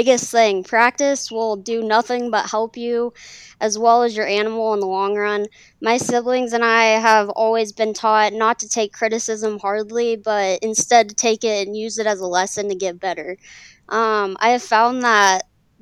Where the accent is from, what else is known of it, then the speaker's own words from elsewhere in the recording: Longmont, Colorado, United States; We're from Longmont, Colorado